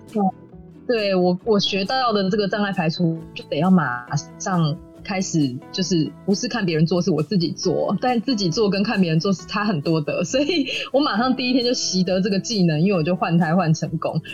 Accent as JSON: {"language": "Chinese", "country": "Taiwan", "said": "这是我们生长，这是我们的家，这是我们的故乡。长这个样子，你永远都不会忘记的。"}